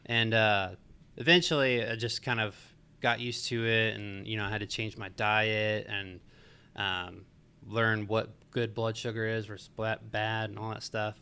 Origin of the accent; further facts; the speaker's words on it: Marietta, Georgia, United States; I grew up in Marietta, Georgia